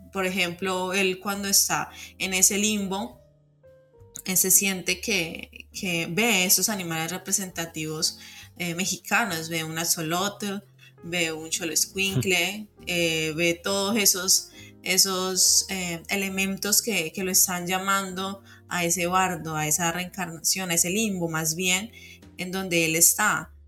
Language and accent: Spanish; Cali, Valle del Cauca, Colombia; como colombiana o como caleña